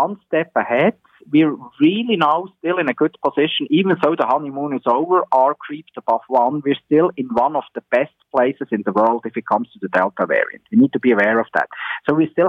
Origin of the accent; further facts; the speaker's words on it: Switzerland; now in Ontario, Canada; my home country, in Switzerland